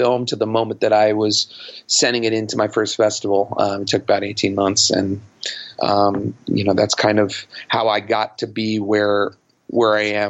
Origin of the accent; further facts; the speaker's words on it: New York City, New York, United States; born or raised there